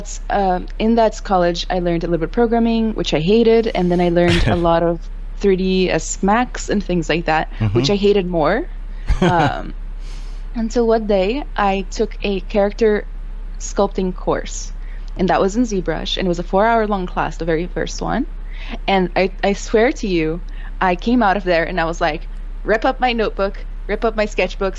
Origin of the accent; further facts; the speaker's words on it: Rio de Janeiro, Brazil; English is a second language; moved away as an adult; now in United States; So I'm from Brazil, Rio specifically. Mm-hmm. I've lived in four countries, lived here for like 10 years now in the United States. I came here to do college.